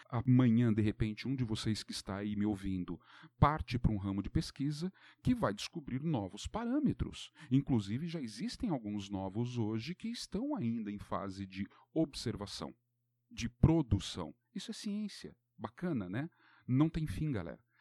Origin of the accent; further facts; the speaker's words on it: Brazil; nós brasileiros